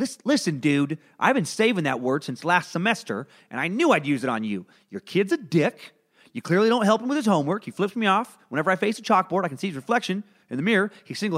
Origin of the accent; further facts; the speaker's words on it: Idaho, United States; I'm from Northern Idaho, where belief that the government is out to get you and take away your freedom and fundamental rights is as ingrained in the local culture